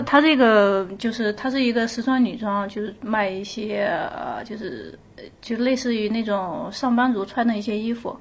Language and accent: Chinese; Hohhot, Inner Mongolia, China; moved away; 我老家，我老家那个呼和浩特那块儿的